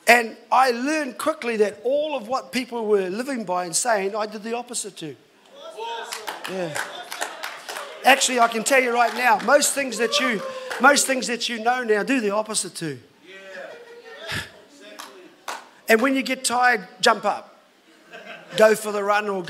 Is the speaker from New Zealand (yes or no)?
yes; New Zealand; I've been in this country all my life, of course, born in here in New Zealand